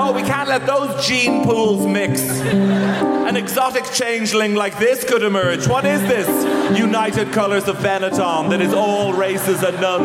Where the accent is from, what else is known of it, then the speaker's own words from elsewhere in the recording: Ireland; I come from Ireland.